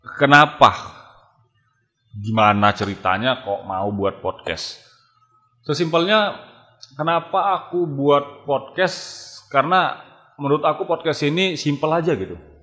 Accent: Medan, North Sumatra, Indonesia; asli dari Medan.

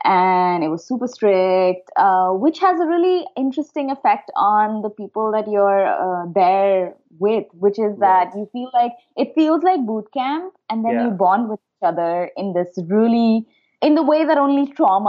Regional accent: Dehradun, Uttarakhand, India; moved away as an adult; also born or lived in Shimla / Mumbai; now in San Francisco, United States; I grew up in Dehradun.

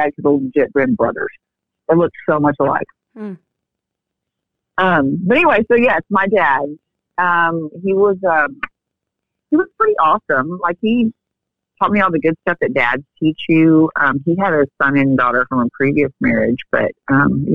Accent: Texas, United States; I grew up in Texas.

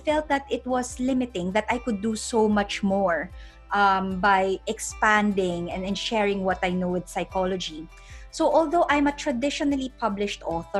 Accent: Philippines; moved away; I'm originally from the Philippines

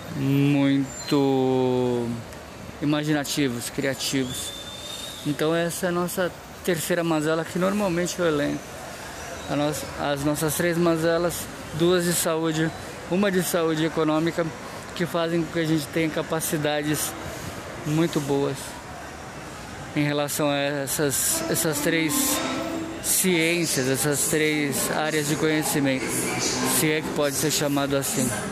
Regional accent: Brazil; da gente como brasileiros

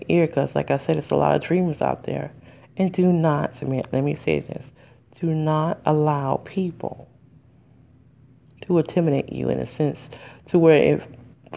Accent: Detroit, Michigan, United States; I'm from Detroit. And I was going to the public school, and I was in area 4

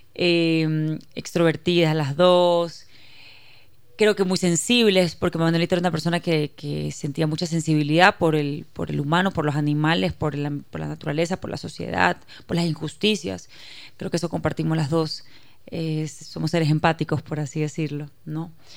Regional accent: Guayaquil, Guayas, Ecuador; soy ecuatoriana, nací en Guayaquil, criada en Ecuador, de padre israelita.

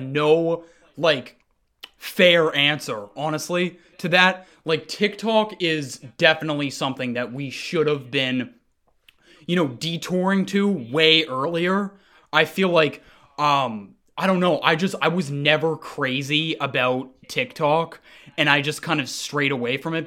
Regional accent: Montpelier, Vermont, United States; now in Seattle, United States; I was born in Seattle. that's where I am right now. I actually grew up in Montpelier, Vermont

